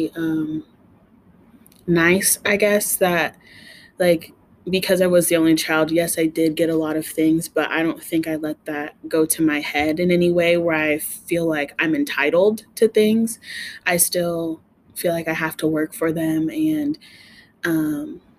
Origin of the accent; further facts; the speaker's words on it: Reno, Nevada, United States; also born or lived in Carson City, Nevada; I am a native to Reno, and my small childhood, like maybe till I was about four, I grew up in Carson City, but then we moved down here and I've been down here like the rest of my life.